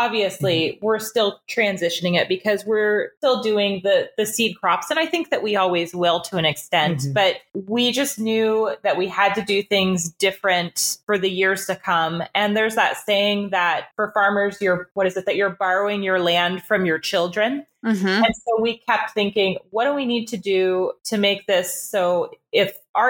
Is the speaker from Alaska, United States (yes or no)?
yes; Alaska, United States; I don't have any family in the area. I'm from Alaska. And so I also grew up on a small family homestead where we raised Angus cattle for beef and had a large garden, things like that.